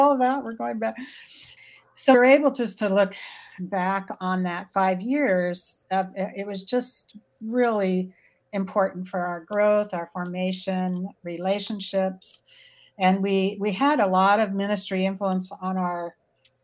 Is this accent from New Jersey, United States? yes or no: no; California, United States; moved away as an adult; also born or lived in Montana / Idaho / Oregon / Utah; now in Portland, United States; We grew up in California, but we've adult lives have been in Montana and Idaho and Oregon, Utah